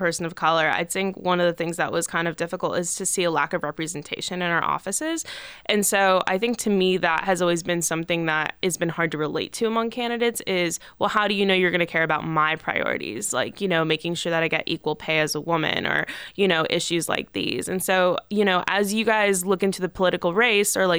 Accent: California, United States; moved away as an adult; now in Massachusetts, United States; I'm from California.

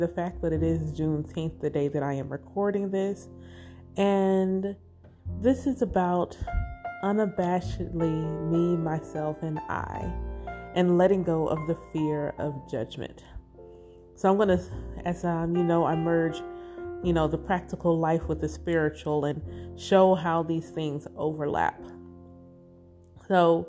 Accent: the South, United States; Growing up in the South, in the Bible Belt, as a Black Israelite

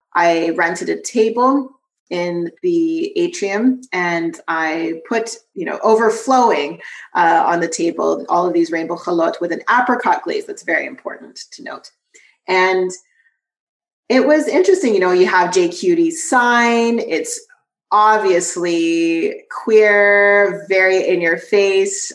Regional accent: Vancouver, British Columbia, Canada; I was born in Vancouver, BC

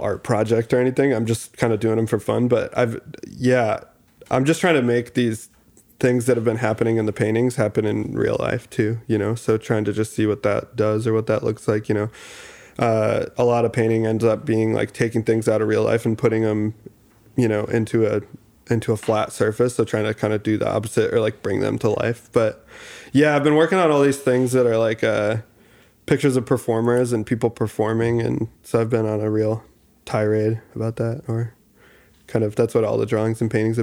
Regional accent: Grand Rapids, Michigan, United States; also born or lived in Detroit; growing up in Grand Rapids too and the Midwest

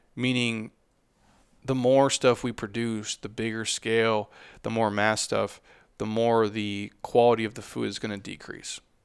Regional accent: United States; I'm an American

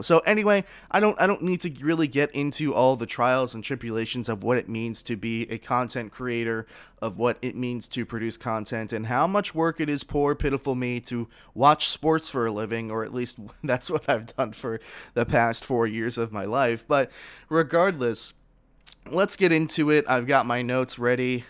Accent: South Florida, United States; I was born and raised in South Florida

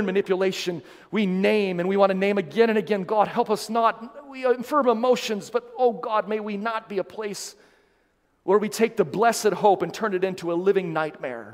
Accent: South Dakota, United States; moved away; my home state of lovely South Dakota

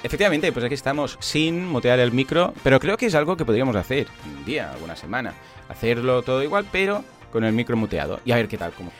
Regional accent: Catalonia, Spain; somos catalanes

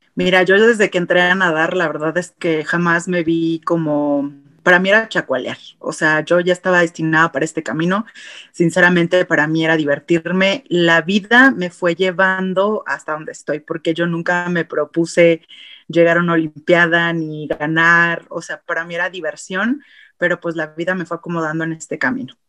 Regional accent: Mexico; en nuestro país no tenemos una cultura hacia apoyar a deportistas

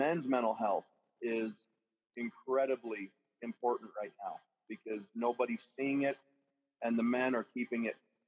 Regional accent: Southwest Colorado, United States; I'm from Southwest Colorado, a little town of about 600 to 800 people.

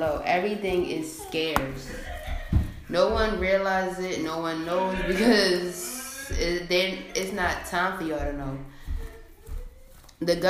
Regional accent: Baltimore, Maryland, United States; I'm from Baltimore, Maryland

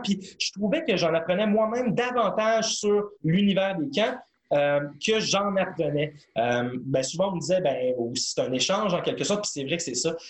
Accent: Montreal, Quebec, Canada; je voulais retourner chez moi à Montréal

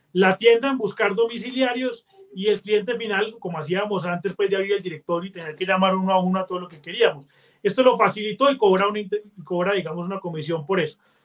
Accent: Colombia; los colombianos vemos el mundo

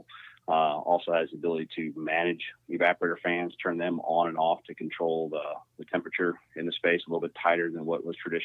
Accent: Washington, Missouri, United States; I grew up in Washington, Missouri. So it's just a little outside of St. Louis, Missouri

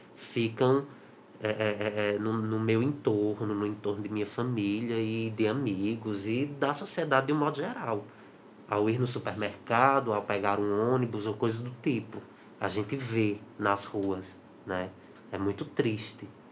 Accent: Juazeiro do Norte, Ceará, Brazil; sou de Juazeiro do Norte

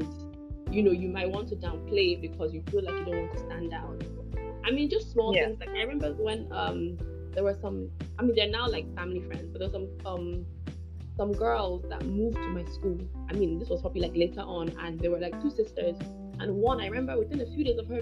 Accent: Scotland, United Kingdom; moved away; also born or lived in Nigeria; I actually grew up in Scotland

